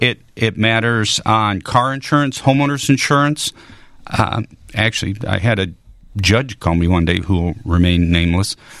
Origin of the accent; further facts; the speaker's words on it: Chicago, Illinois, United States; also born or lived in St. Louis area / Springfield, Illinois; now in St. Louis, United States; I grew up in the Chicago area.